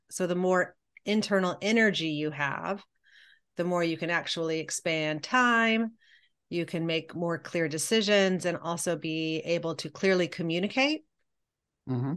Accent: Columbia, Missouri, United States; I grew up in Columbia, Missouri

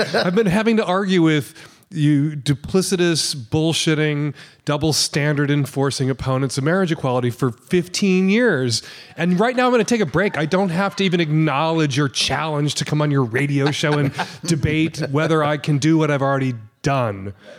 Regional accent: Chicago, Illinois, United States; I grew up in Rogers Park. We were very Jew adjacent in Rogers

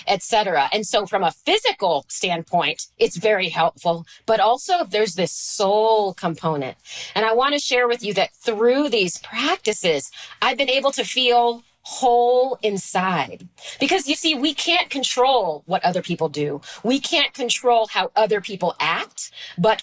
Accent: Washington, District of Columbia, United States; I grew up in Washington, D.C.

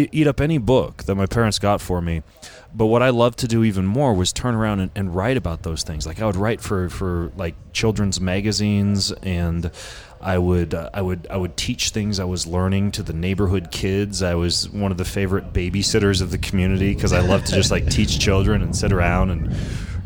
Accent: Lewiston, Idaho, United States; I grew up in Lewiston, Idaho

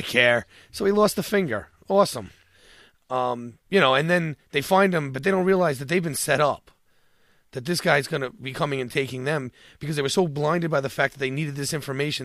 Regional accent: New York, United States; I'm from New York

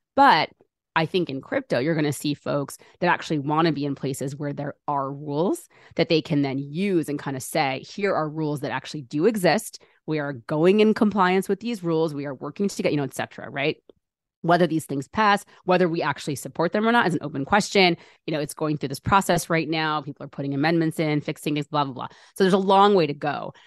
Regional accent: United States; Born and raised in America

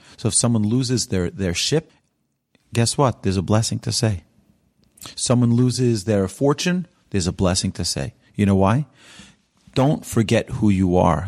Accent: New York, United States; also born or lived in Israel; now in Houston, United States; I was raised in New York

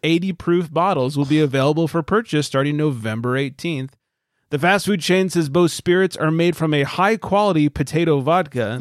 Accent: California, United States; moved away; I'm from California.

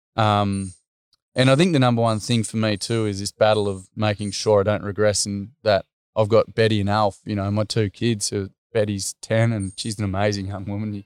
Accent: Australia; I'm from Chugan

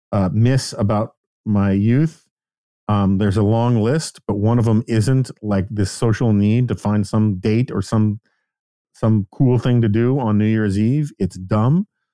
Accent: New York, United States; I was mortified as a New Yorker

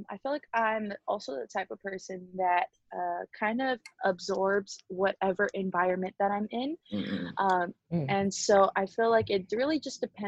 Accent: Honolulu, Hawaii, United States; now in West Covina, United States; I am originally born and raised in Honolulu, Hawaii, and now I'm currently living in West Covina, California

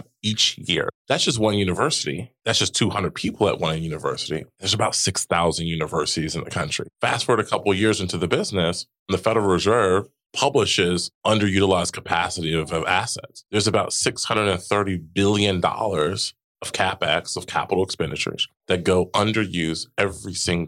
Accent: Dayton, Ohio, United States; moved away as an adult; now in Chicago, United States; I am from Dayton, Ohio

